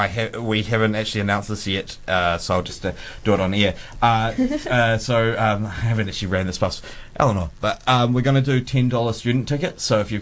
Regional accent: Timaru, Canterbury, New Zealand; also born or lived in Temuka; I grew up in Timaru, which is the seventh. Yeah, Timmer's Hut or TKA or Temuka, where I'm actually from.

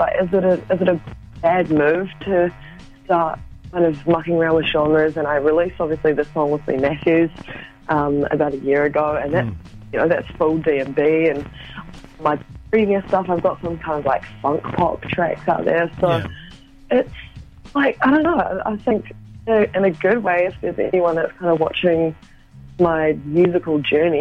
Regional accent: Auckland, New Zealand; I'm from West Auckland.

